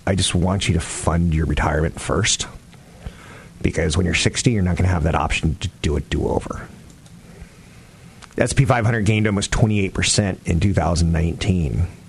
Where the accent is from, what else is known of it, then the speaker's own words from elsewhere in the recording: Turkey; also born or lived in Germany / Greece; I grew up in Turkey and Germany and Greece. I grew up overseas.